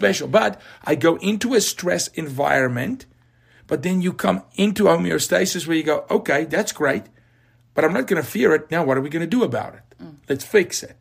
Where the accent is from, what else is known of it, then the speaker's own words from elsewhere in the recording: South Africa; now in United States; I'm from Africa